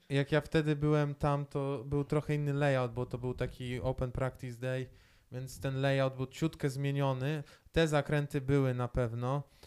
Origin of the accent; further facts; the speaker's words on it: Poland; ja jestem z Polski